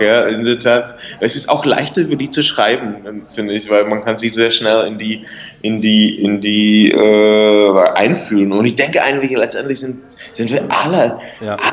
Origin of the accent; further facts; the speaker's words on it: Lomnice nad Popelkou, Liberec Region, Czechia; German is a second language; also born or lived in Turnov; ich bin in der Provinz aufgewachsen, in Nordostböhmen